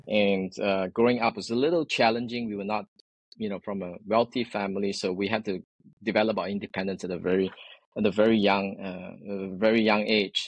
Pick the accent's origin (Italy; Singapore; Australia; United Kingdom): Singapore; moved away as an adult; now in San Francisco Bay Area, United States; born and raised in Singapore